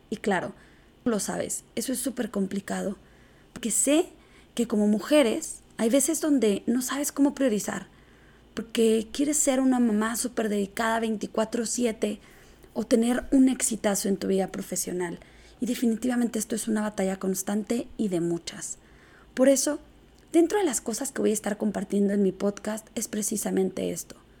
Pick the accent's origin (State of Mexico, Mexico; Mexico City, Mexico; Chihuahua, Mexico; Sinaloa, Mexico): Chihuahua, Mexico; Soy originaria de Chihuahua, Chihuahua y arriba el norte. Me gusta ser de aquí.